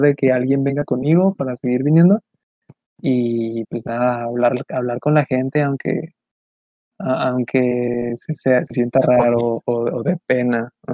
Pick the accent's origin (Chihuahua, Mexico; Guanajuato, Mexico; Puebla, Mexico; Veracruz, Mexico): Chihuahua, Mexico; Ciudad Juárez; somos, somos de Ciudad Juárez